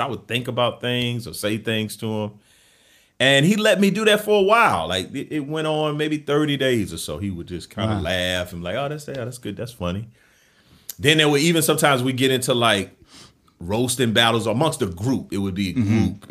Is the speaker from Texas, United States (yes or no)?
no; Camden, South Carolina, United States; moved away as an adult; I'm from Camden, South Carolina, small town in South yep. Carolina. Uh, grew up, born and raised in the South